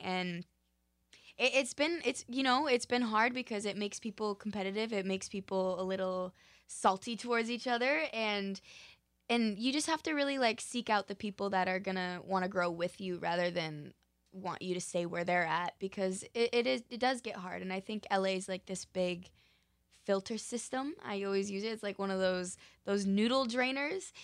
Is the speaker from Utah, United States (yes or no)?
yes; Park City, Utah, United States; now in Los Angeles, United States; I'm originally from Park City, Utah, and my family actually all still lives there